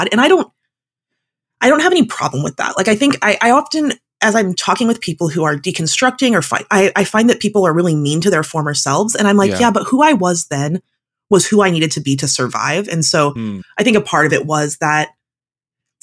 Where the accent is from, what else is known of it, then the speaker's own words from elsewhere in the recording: Pacific Northwest, United States; now in Seattle, United States; I grew up in the Pacific Northwest